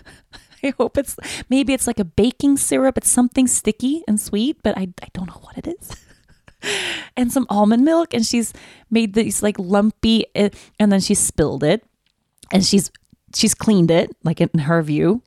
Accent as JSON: {"language": "English", "town": "Stockholm", "region": "Stockholm County", "country": "Sweden", "tie": "born or raised there", "said": "Stockholm is my hometown."}